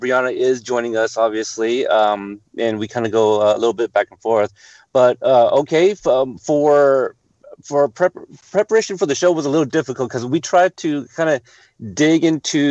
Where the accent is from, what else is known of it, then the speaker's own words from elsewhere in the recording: Corpus Christi, Texas, United States; I was born in Corpus Christi